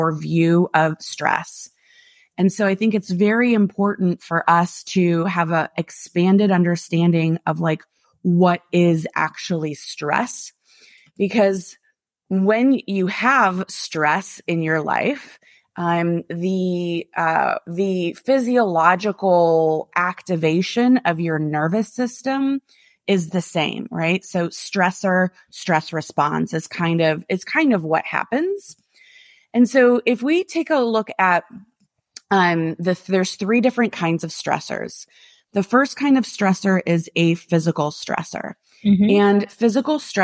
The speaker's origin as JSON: {"language": "English", "region": "Midwest", "country": "United States", "tie": "born or raised there", "moved": "yes", "said": "Most of my friends that I grew up with in the Midwest"}